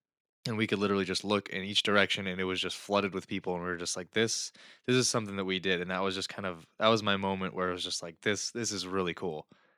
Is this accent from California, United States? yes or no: yes; Pleasanton, California, United States; I mean, I'm coming from Pleasanton, California, which is a very, not a whole lot of diversity in Pleasanton.